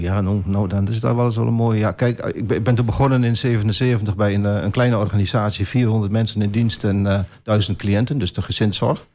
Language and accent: Dutch; Almelo, Overijssel, Netherlands; Ik ben geboren en getogen in Almelo